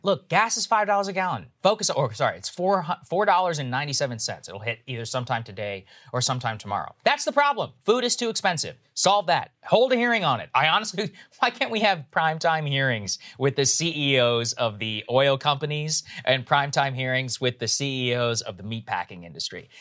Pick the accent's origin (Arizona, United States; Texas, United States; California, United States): Texas, United States; now in Virginia, United States; I'm from Texas and I grew up with, you know, a lot, frankly, rednecks